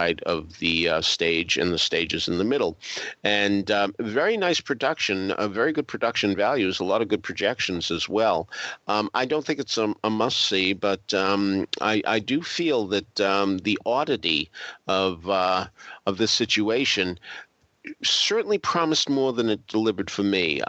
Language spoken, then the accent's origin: English; Boston, Massachusetts, United States; moved away; also born or lived in Baltimore; I grew up in Boston